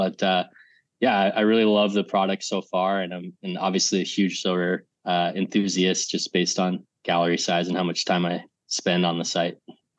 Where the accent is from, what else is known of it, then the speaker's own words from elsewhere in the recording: Arizona, United States; now in Los Angeles, United States; I'm from the US. I'm from Arizona, big Suns fan. But I live